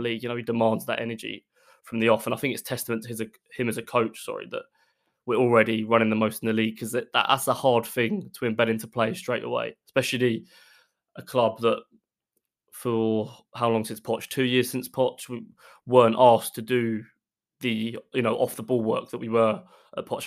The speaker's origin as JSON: {"language": "English", "area": "Essex", "region": "East of England", "country": "United Kingdom", "also_born_or_lived": "Derby", "said": "I'm from Essex, so not far from London at all"}